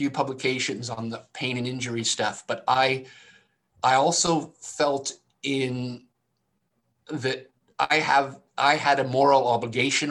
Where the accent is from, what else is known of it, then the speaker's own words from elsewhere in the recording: Canada; I'm Canadian.